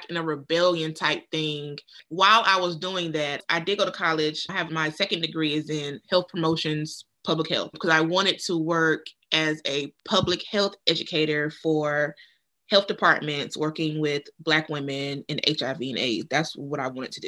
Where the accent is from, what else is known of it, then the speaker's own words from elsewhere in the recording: North Carolina, United States; I'm from the South. Mm-hmm. I'm from North Carolina